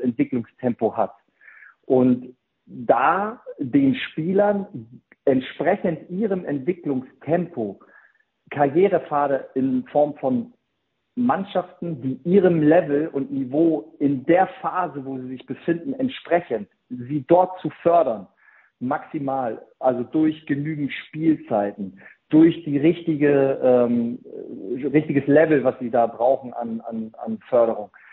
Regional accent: Germany; bei uns in Deutschland

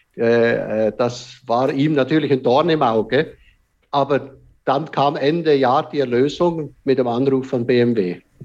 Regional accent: Switzerland; ich als Schweizer

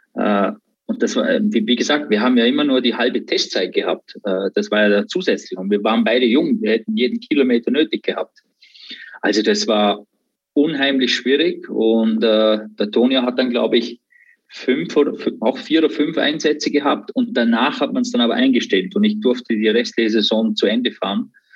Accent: Austria; zu Hause in Österreich, in der Umgebung, wo ich, äh, wo ich aufgewachsen bin

